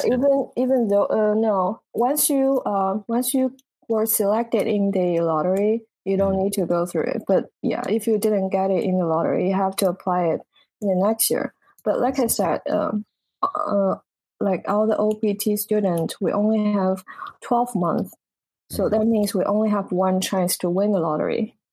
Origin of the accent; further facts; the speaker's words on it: southern China, China; English is a second language; moved away as an adult; now in United States; I grew up in in China, like southern part